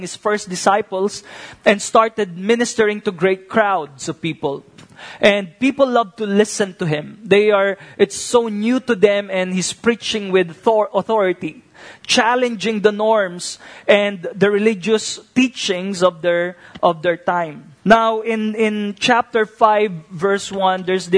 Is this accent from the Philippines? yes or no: yes; Philippines; may sarili tayong value as a family and as a Filipino